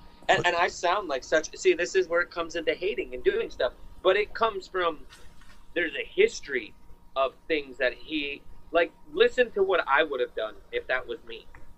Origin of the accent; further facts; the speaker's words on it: New York, United States; We're from New York.